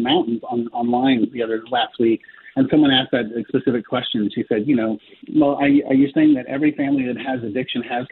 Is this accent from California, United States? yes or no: yes; Palo Alto, California, United States; Stanford University, where I was born in Stanford University, back in Palo Alto, California